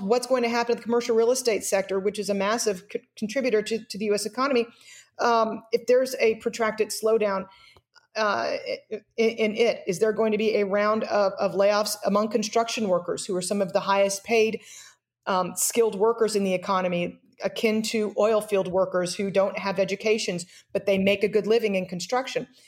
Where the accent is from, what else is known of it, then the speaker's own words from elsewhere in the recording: United States; as an American